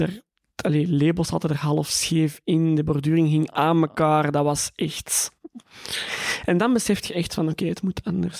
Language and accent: Dutch; Antwerp, Flanders, Belgium; Ik ben geboren in Tora in Antwerpen.